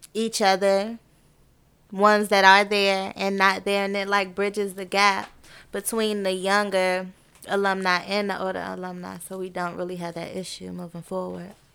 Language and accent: English; Clinton, Maryland, United States; I am from Maryland, Prince George's County, Clinton